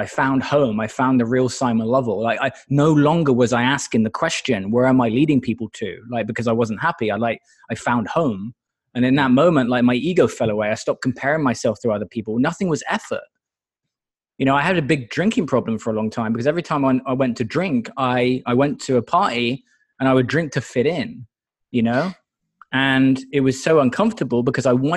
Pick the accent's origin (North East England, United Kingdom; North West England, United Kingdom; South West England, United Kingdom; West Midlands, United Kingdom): South West England, United Kingdom; Exeter; moved away as an adult; now in United States; Exeter in the UK originally.